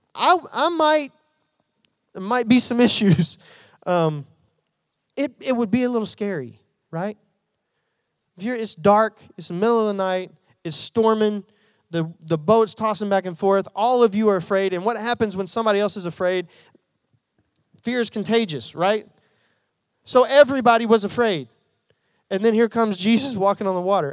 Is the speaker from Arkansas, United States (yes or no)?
yes; Jacksonville, Arkansas, United States; also born or lived in North Little Rock; I'm, I'm from Central Arkansas. I grew up in the Jacksonville, North Little Rock area